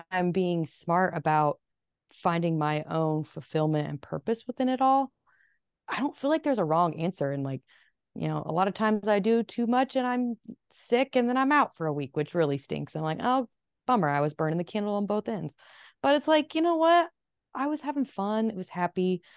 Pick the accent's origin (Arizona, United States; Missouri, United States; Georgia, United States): Arizona, United States; Phoenix; moved away as an adult; also born or lived in Nashville, Tennessee / New York City; I was born in Phoenix. However, since I moved to Nashville at 19 and spent a solid 10 years